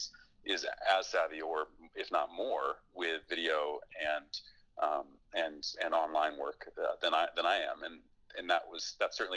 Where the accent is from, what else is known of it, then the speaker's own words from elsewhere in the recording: Fairbanks, Alaska, United States; I grew up in Alaska, and I grew up snowboarding there